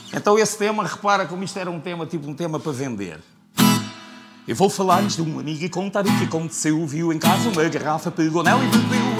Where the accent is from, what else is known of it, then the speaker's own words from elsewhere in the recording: Faro, Algarve, Portugal; also born or lived in Serra da Estrela; nasci em Faro